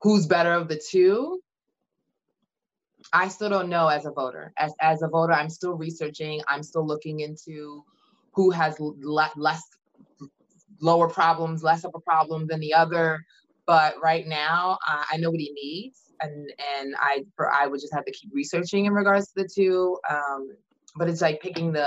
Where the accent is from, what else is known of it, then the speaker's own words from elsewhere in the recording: Nigeria; now in United States; I'm Nigerian, that got my citizenship 2016